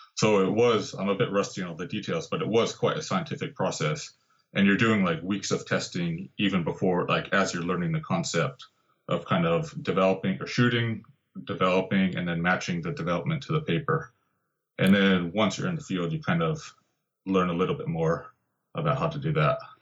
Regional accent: Santa Barbara, California, United States; moved away; also born or lived in Santa Cruz; in Santa Barbara, actually my hometown

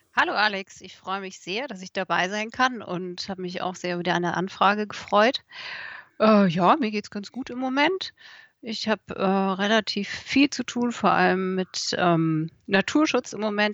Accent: Munich, Bavaria, Germany; now in Odenwald, Germany; ich komme ja aus München

